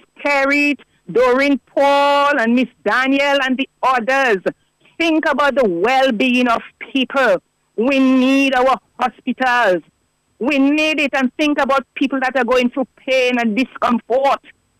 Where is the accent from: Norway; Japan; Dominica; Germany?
Dominica; I am from the Northern District, Vickers.